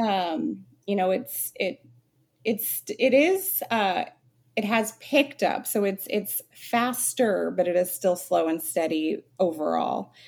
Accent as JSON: {"language": "English", "town": "Phoenix", "region": "Arizona", "country": "United States", "tie": "born or raised there", "said": "I'm born and raised in Phoenix, Arizona, very much a desert rat"}